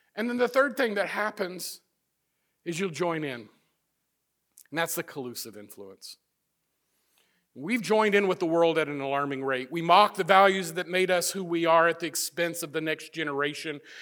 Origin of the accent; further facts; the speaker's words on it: Midwest, United States; moved away; also born or lived in Florida; I'm from the Midwest